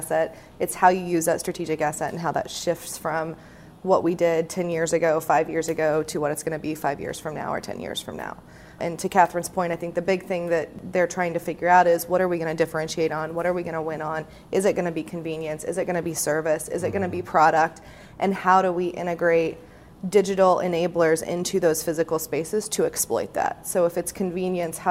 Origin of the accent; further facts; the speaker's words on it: Indiana, United States; where I grew up in Indiana